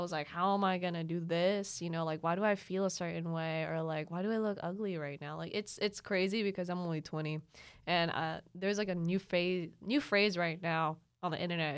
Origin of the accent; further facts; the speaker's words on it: Mindanao, Philippines; moved away; also born or lived in Lanang / Mintal; I grew up in Mindanao